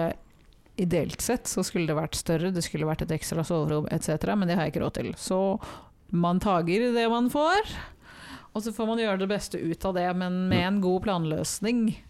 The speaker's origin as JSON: {"language": "Norwegian", "country": "Norway", "said": "jeg er jo norsk"}